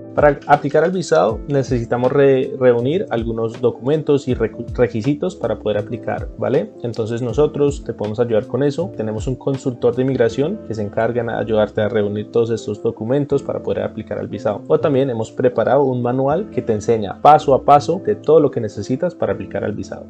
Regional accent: Vancouver, British Columbia, Canada; also born or lived in Bogotá, Colombia / United States; yo nací en Bogotá, Colombia. Mi familia salió del país cuando yo tenía apenas seis años. Pasamos un par de años en los Estados Unidos y finalmente llegamos a Vancouver, Canadá en el 2002 y es donde crecí la mayor parte de mi vida.

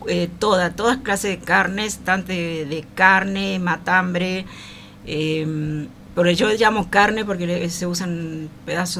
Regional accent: San Miguel de Tucumán, Tucumán, Argentina; Soy tucumana

